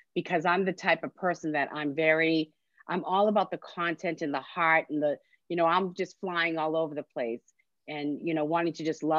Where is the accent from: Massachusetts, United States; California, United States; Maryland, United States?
Massachusetts, United States; Medford; also born or lived in Stoneham, Massachusetts; So I was raised in Medford, but I live in Stoneham, which is just the next town over